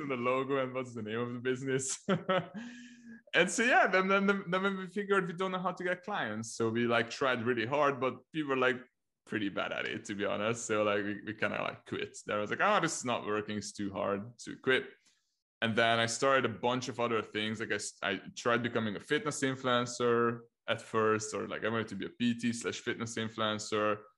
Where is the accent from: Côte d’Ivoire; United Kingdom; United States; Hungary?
Hungary; first language Hungarian; English is a second language; I'm from Hungary, so I started in Hungarian, like helping Hungarian clients